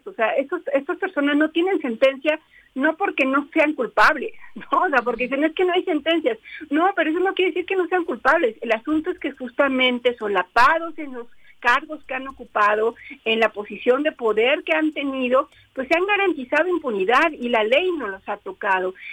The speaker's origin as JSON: {"language": "Spanish", "region": "Puebla", "country": "Mexico", "moved": "yes", "lives_now": "Mexico City, Mexico", "said": "Yo soy poblana, pero ah. ya más chilanga que poblana. Ah. ya, ya, ya con muchos años de vivir en la Ciudad de México, pero nacida en Puebla, Puebla."}